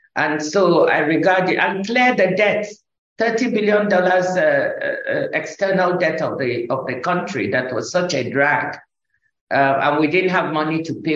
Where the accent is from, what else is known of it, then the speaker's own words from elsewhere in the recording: Nigeria; when I was growing up in Nigeria, I grew up in first in the village with my grandmother.